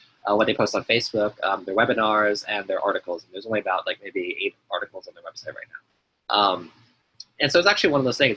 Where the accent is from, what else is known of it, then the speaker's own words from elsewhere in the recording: New York, United States; moved away as an adult; now in Taiwan; I grew up in New York, and so I spent 20 years in New York